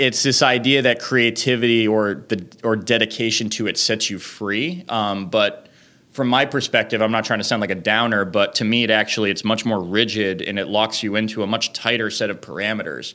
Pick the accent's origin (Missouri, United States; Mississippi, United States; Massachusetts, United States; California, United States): Massachusetts, United States; Leominster; now in New York City, United States; I grew up in Leominster, Massachusetts